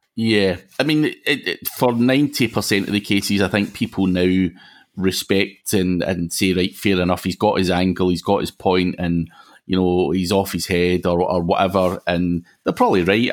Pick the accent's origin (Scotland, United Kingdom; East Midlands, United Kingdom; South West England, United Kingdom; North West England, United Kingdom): Scotland, United Kingdom; Glasgow; accent: Glaswegian; I'm actually from Glasgow